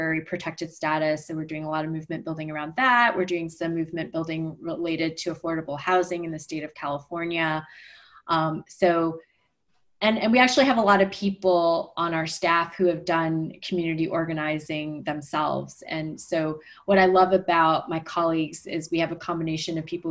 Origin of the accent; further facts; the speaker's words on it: Montreal, Quebec, Canada; we grew up mostly in Montreal in a French-speaking suburb